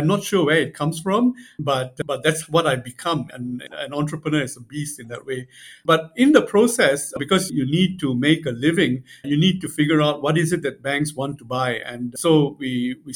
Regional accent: Singapore; also born or lived in Beijing / New York; although I'm from Singapore, I'm hardly in Singapore

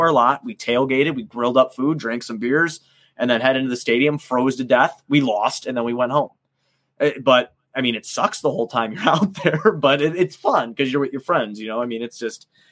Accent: Chicago, Illinois, United States; I'm from the South Side

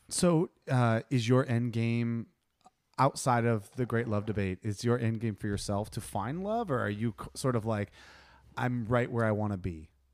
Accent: Ohio, United States; I'm from Ohio

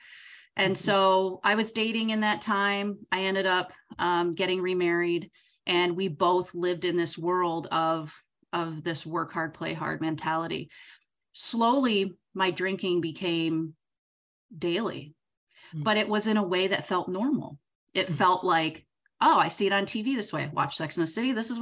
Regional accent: Southern Michigan, United States; I'm from Southern Michigan

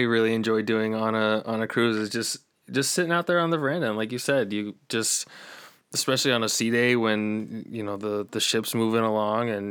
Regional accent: Northeast, United States; we're from the Northeast

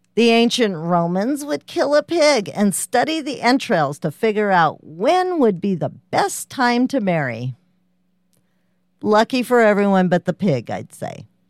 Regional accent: United States; I'm American

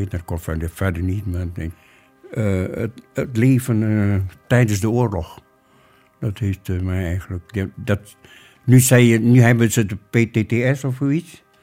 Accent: Muntok, Bangka Belitung Islands, Indonesia; born there; geboren 4 oktober 1928 ik ben geboren in Muntok, op het eiland Bangka in Indonesië.

